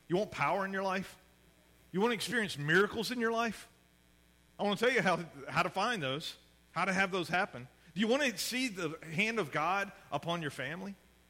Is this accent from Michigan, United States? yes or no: no; Mississippi, United States; I grew up in Mississippi, so we didn't have any pro sports